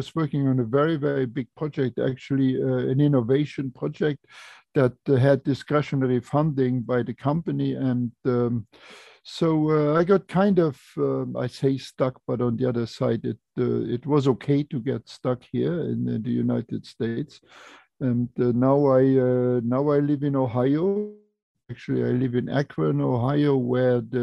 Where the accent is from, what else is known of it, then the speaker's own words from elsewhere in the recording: Luxembourg; I was born in Luxembourg, and I grew up on a farm, on a very small farm.